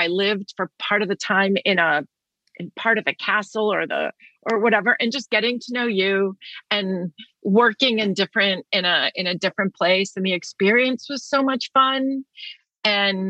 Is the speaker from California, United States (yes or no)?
no; New York City, New York, United States; born in Manhattan